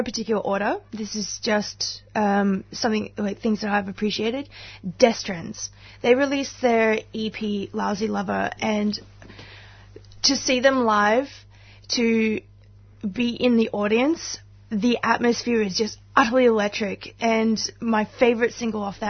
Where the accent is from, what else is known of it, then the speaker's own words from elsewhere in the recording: Queensland, Australia; now in Melbourne, Australia; I'm originally from Queensland